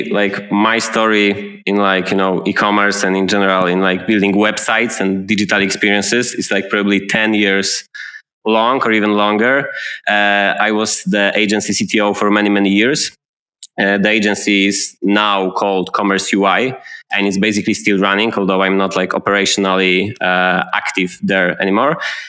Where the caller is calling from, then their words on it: Gdańsk, Pomeranian Voivodeship, Poland; English is a second language; And I'm talking today from Gdańsk. It's a city by the Baltic Sea in the northern part of Poland.